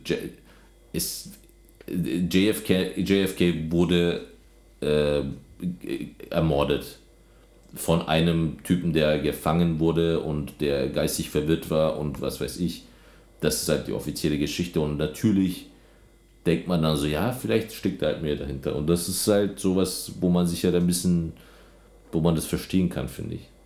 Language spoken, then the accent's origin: German; Germany; now in Berlin, Germany; als Deutscher